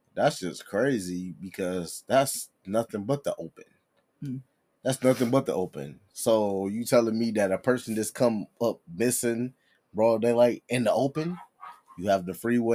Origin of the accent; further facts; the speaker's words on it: Detroit, Michigan, United States; I'm born and raised in Detroit.